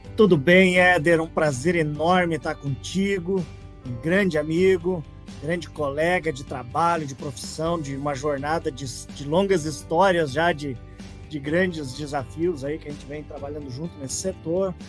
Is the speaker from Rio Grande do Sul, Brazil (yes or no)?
yes; Passo Fundo, Rio Grande do Sul, Brazil; moved away; also born or lived in Santa Catarina; formado em 1993 pela grandiosa Universidade de Passo Fundo, minha cidade natal, maravilhosa cidade de Passo Fundo